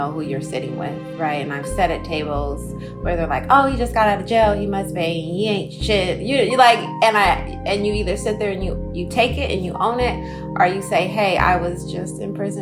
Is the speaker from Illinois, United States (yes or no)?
no; Oakland, California, United States; So I'm from Oakland